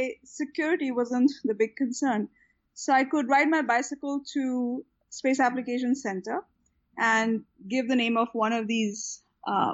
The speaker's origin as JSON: {"language": "English", "town": "Ahmedabad", "region": "Gujarat", "country": "India", "tie": "born or raised there", "also_born_or_lived": "California / Houston", "moved": "yes", "lives_now": "Bangalore, India", "said": "I had one of the most fantastic childhoods growing up in Ahmedabad"}